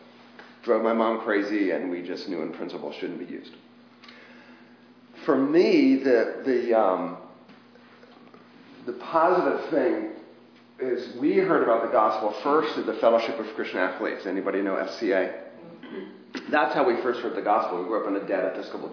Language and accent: English; McLean, Virginia, United States; also born or lived in Richmond, Virginia; I grew up around the Beltway in McLean, basically, sixth grade through college